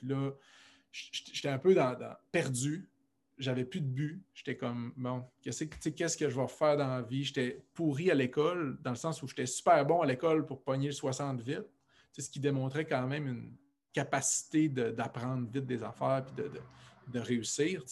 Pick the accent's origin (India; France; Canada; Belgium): Canada; Alma, Quebec; moved away; j'ai grandi à Alma, au Lac-Saint-Jean